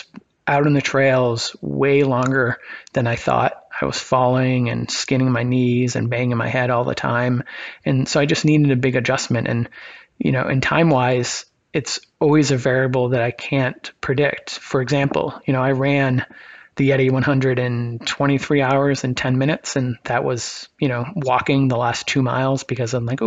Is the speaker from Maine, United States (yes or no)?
yes; Maine, United States; I grew up in Maine